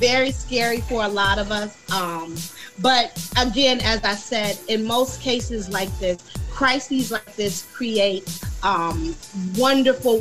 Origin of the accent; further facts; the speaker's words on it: Muskegon Heights, Michigan, United States; moved away as an adult; also born or lived in Chicago, Illinois; I moved back to a small town called Muskegon, Michigan, which is where I grew up in the Heights